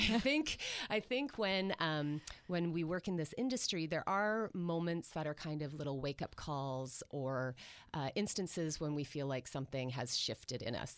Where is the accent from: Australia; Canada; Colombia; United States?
Canada; Orangeville, Ontario; I grew up in Orangeville